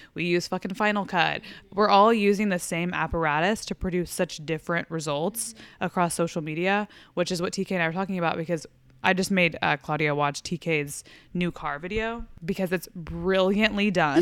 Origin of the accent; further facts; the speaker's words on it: Fort Worth, Texas, United States; moved away; I go home to, like, Fort Worth